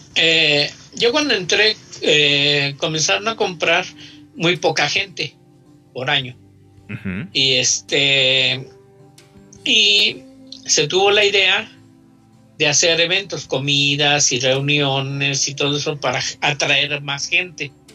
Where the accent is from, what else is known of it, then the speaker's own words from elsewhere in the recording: Mexico City, Mexico; Yo nací en la colonia Janitzio. Está pegadito a la colonia Morelos. Ok. Soy chilango.